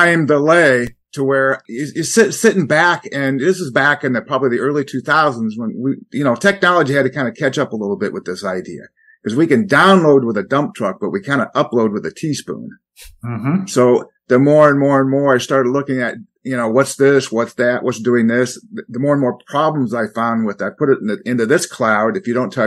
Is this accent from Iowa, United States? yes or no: yes; Iowa, United States; I grew up in the Midwest in Iowa